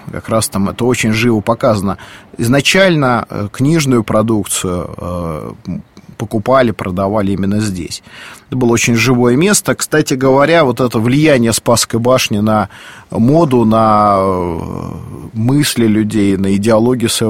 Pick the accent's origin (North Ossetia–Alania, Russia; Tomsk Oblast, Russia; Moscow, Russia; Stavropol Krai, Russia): Moscow, Russia; я, как и многие москвичи